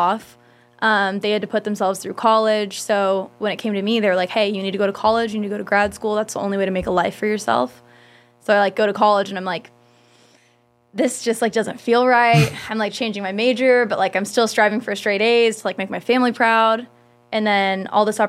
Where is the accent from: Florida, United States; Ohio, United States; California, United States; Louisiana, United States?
California, United States; San Diego; also born or lived in Bakersfield; I lived in La Jolla for 9 years